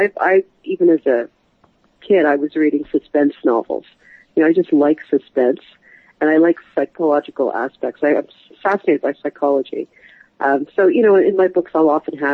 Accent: Canada; I'm a writer from Canada, and I write thrillers

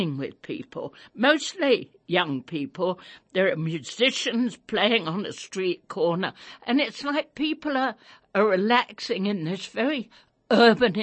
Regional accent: England, United Kingdom; now in South Africa; I was a child growing up in England during World War II.

